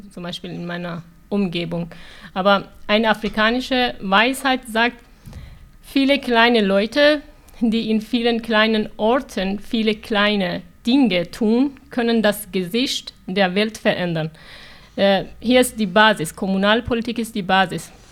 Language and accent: German; Iran; German is a second language; moved away as an adult; now in Germany; Ja, äh, ich komme aus dem Iran. Mit neun Jahren habe ich die islamische Revolution erlebt. Dann musste ich acht Jahre Krieg, Bombardierung, Raketenschüsse erleben. Ich bin als Flüchtlinge nach Deutschland gekommen.